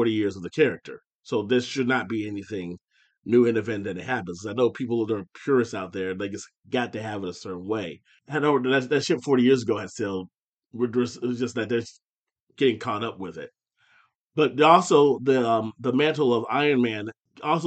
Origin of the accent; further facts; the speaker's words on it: Findlay, Ohio, United States; my hometown of Findlay